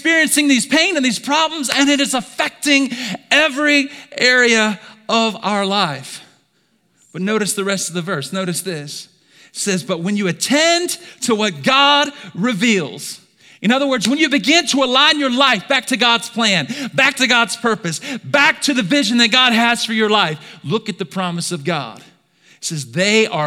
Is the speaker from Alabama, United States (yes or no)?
yes; Alabama, United States; I'm from Alabama